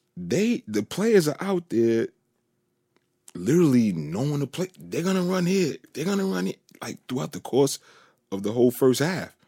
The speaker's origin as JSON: {"language": "English", "region": "New York", "country": "United States", "said": "I'm from New York"}